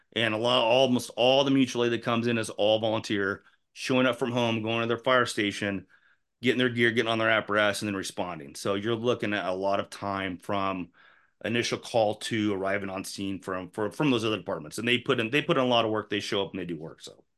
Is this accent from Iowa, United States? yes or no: yes; Indianola, Iowa, United States; I grew up in Enola. When I, we moved there when I was ten, I went to elementary school there, went to middle school there, went to junior high there, went to high school